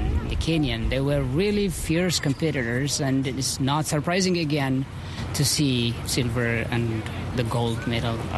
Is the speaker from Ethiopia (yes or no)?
yes; Ethiopia; now in Eugene, United States; I came from Ethiopia originally, but I've been living in Eugene for the past 6 years